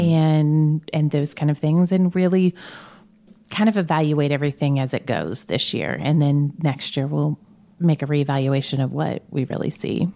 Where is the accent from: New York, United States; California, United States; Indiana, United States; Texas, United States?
Indiana, United States; Brownsburg; also born or lived in Danville, Indiana; Grew up in Brownsburg